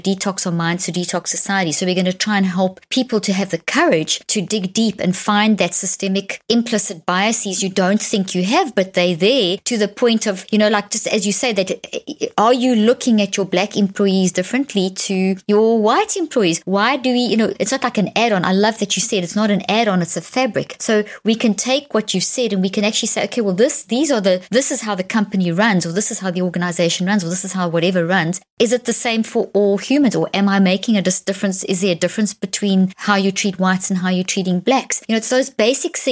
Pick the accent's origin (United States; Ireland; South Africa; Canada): South Africa; moved away; I grew up in South Africa. I saw apartheid